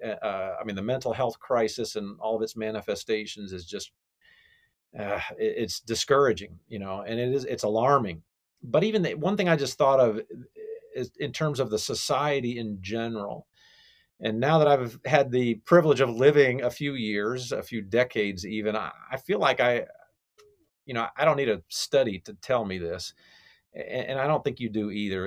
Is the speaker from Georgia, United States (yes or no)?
yes; Cobb County, Georgia, United States; here in my hometown here, Cobb County, Georgia.